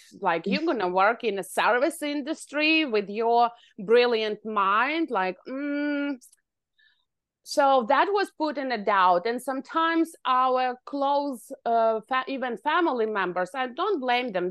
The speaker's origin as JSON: {"language": "English", "country": "Ukraine", "tie": "born or raised there", "moved": "as an adult", "lives_now": "Canada", "said": "I was born in Ukraine and I finished university"}